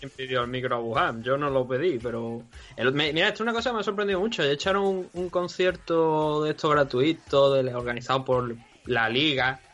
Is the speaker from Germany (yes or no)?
no; Cádiz, Andalusia, Spain; yo soy de Cádiz, Cádiz